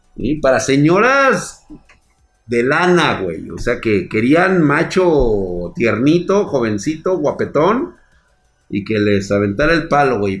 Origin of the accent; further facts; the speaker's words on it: Mexico; Como buen mexicano